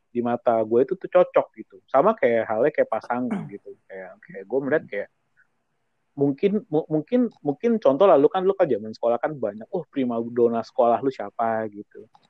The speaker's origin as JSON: {"language": "Indonesian", "region": "Java", "country": "Indonesia", "said": "jadi kan kalau kita orang Jawa kan apa hitungannya kan uh, kumpulnya kan bukan pas Natal, tapi pas lagi"}